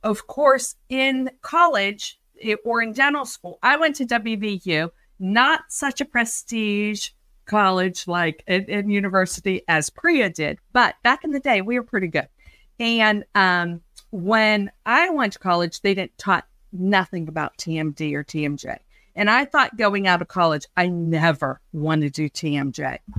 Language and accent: English; Pittsburgh, Pennsylvania, United States; So I'm from Pittsburgh, Pennsylvania, and that's where I practice